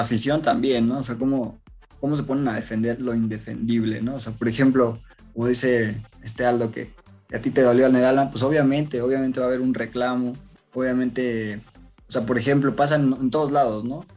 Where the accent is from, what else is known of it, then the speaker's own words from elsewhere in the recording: Mexico; nosotros como mexicanos